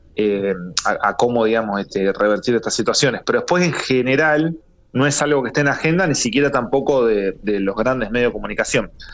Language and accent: Spanish; Azul, Buenos Aires Province, Argentina; moved away as an adult; now in La Plata, Argentina; yo en realidad soy eh, nacido oriundo de la ciudad de Azul, del centro de la provincia de Buenos Aires, pero hace ya unos 20 años vivo en la ciudad de La Plata